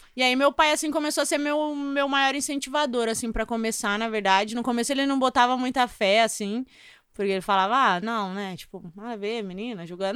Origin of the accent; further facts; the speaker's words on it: São Luís, Maranhão, Brazil; also born or lived in Southeast Brazil; now in São Paulo, Brazil; sou de São Luís do Maranhão, né? Minha história é muito típica, assim, de nordestino, que os pais tentaram uma sorte grande aqui no Sudeste. É, eu fui criada com a minha avó